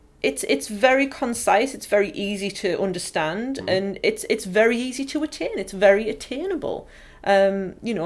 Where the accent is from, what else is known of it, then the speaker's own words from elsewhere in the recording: County Durham, North East England, United Kingdom; accent: broad County Durham; I've got a very, very broad County Durham accent